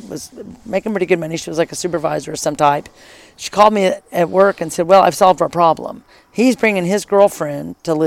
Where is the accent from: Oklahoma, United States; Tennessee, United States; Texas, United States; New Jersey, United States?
Oklahoma, United States; Oklahoma City; I grew up in Oklahoma City. Grew up in Oklahoma City. Went to Putnam Heights Elementary and then Harding Middle School and Northwest Classen High School